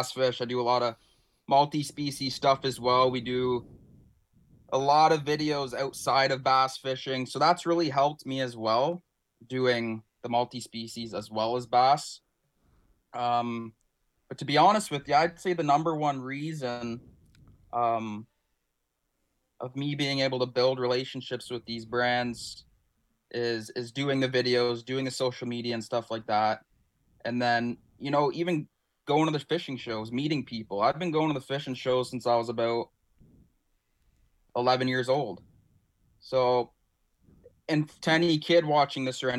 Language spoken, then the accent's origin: English; Ontario, Canada; us as Canadian anglers